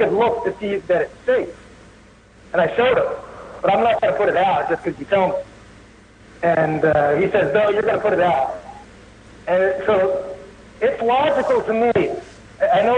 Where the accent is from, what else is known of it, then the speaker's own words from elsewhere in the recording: New Jersey, United States; moved away; also born or lived in Portland; I'm originally from New Jersey, and I moved to Portland, and I drove a night taxi in Portland for 7 years